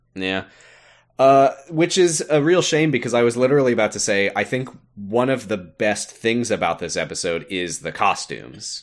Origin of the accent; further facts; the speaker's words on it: United States; I'm American